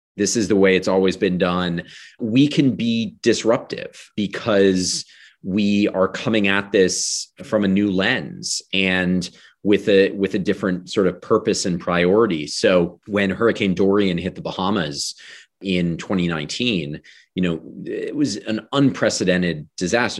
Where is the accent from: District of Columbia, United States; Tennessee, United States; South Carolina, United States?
District of Columbia, United States; Washington; I was born in Washington, D C. I grew up outside of D C.